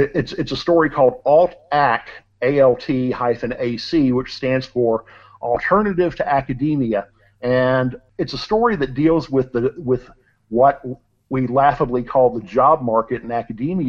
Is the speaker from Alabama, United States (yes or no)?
no; suburbs of Cincinnati, Northern Kentucky, United States; I grew up over on the Kentucky side of the river, so the suburbs of Cincinnati